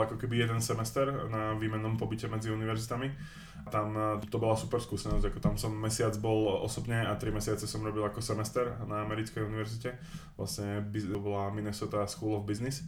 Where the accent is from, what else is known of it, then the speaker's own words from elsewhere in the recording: Ružomberok, Žilina Region, Slovakia; moved away as an adult; now in Prague, Czech Republic; Som eh, vlastne z Ružomberka pôvodne a väčšiu časť života, teda samozrejme som strávil tam